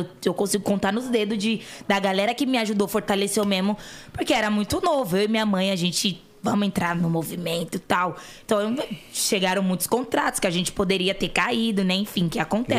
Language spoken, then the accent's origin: Portuguese; São Paulo, Brazil; Eu vim da Coab Raposo Tavares